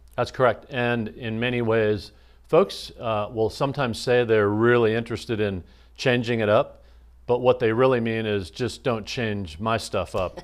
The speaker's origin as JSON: {"language": "English", "region": "Iowa", "country": "United States", "tie": "born or raised there", "also_born_or_lived": "Minnesota", "moved": "as an adult", "lives_now": "Quincy, United States", "said": "I grew up in the Midwest in Iowa and Minnesota"}